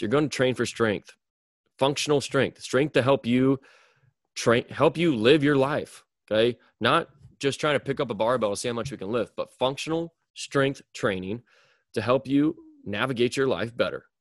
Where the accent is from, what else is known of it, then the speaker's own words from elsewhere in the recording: Mound City, Missouri, United States; now in Liberty, United States; move back to my hometown, which is in Mound City, Missouri